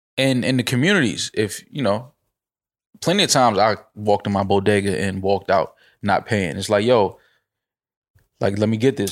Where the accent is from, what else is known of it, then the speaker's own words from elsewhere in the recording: New York, United States; grew up in the hood, bodega on three of the four corners. That's just what it is, growing up in New York.